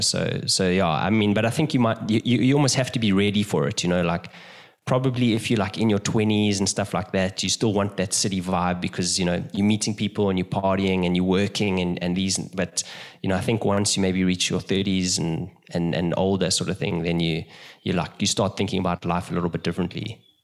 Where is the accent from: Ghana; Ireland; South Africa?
South Africa; moved away as an adult; also born or lived in London; now in Brazil; I'm originally from South Africa